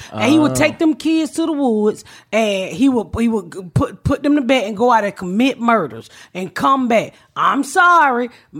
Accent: the South, United States; I'm from down south.

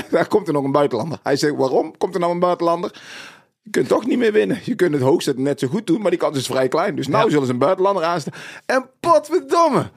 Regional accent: North Brabant, Netherlands; ik kom uit Brabant, uit het zuiden, donkerjongen uit Brabant

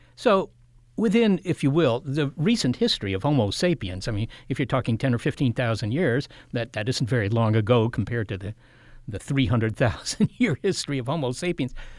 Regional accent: Washington, District of Columbia, United States; I grew up in the Washington, D C area

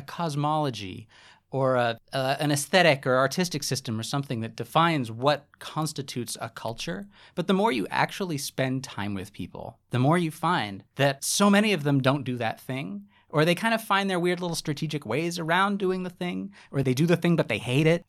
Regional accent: United States; I'm an American, I was in Indonesia

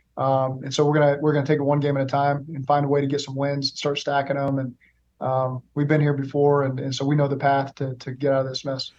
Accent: Oklahoma, United States; moved away as an adult; also born or lived in Los Angeles; now in Cincinnati, United States; I'm from Oklahoma. I've lived in Cincinnati

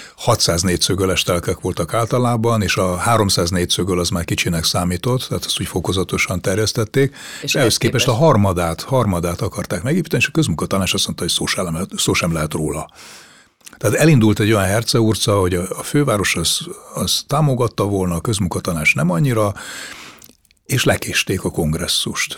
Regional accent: Budapest, Hungary; a déli pályadvar közelében a budai oldalon nőttem föl

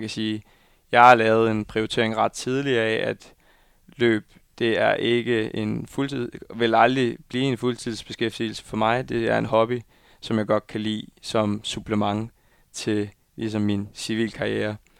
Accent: Viborg, Central Denmark Region, Denmark; now in Copenhagen, Denmark; jeg skal holde jul hjemme i Viborg

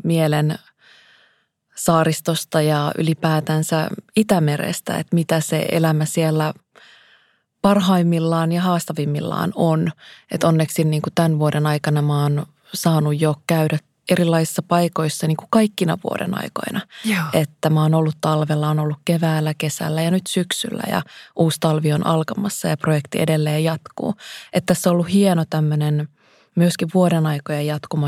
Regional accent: Kuusamo, North Ostrobothnia, Finland; Mä oon kasvanut Kuusamossa, Järvi-Suomessa

